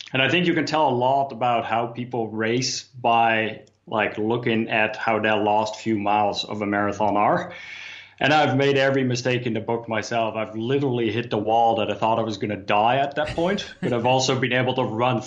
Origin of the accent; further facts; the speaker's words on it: Amsterdam, North Holland, Netherlands; I grew up in Amsterdam